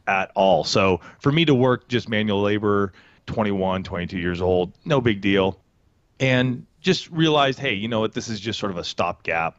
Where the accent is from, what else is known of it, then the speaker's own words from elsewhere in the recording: Banning, California, United States; also born or lived in Boulder, Colorado / Poway, California; In a small town called Banning, thirty minutes west of Palm Springs here in Southern California.